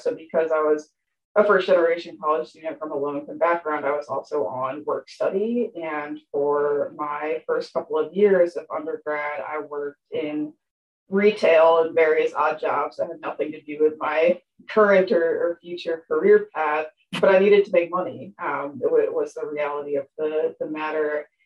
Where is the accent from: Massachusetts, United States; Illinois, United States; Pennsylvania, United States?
Pennsylvania, United States; Appalachia, a small town in; moved away; I am from Appalachia, a small town in Pennsylvania. My hometown had around 5,000 people.